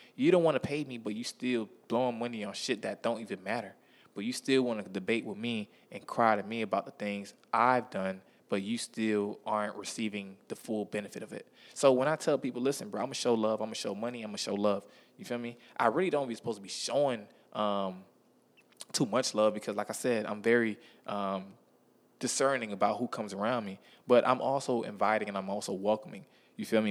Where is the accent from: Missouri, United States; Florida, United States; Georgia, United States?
Florida, United States; Miami; I'm from Miami, Florida